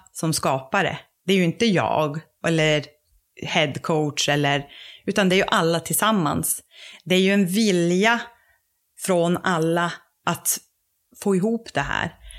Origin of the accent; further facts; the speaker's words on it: Råneå, Norrbotten County, Sweden; also born or lived in Luleå; kommer ursprungligen från Råneå där jag är uppvuxen